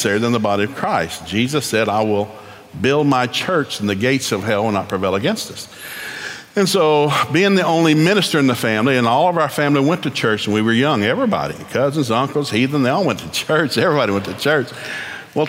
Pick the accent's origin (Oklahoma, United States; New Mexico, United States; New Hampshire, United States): Oklahoma, United States; also born or lived in East Tennessee; being an Okie